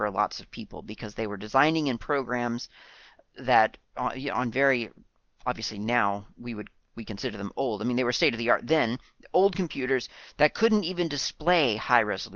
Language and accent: English; United States; now in New Zealand; Being an American